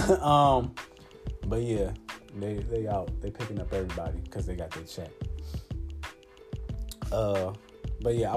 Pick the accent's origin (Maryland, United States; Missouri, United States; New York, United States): Maryland, United States; also born or lived in Washington, D.C.; I was born and raised in Maryland.